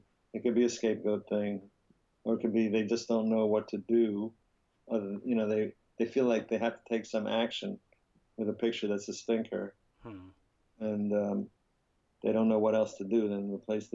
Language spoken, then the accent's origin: English; New York, United States; moved away as an adult; also born or lived in Paris; lived on the Upper West Side with a few years in Paris as a child, but most of my life was spent on the Upper West Side until I moved away in my 30s.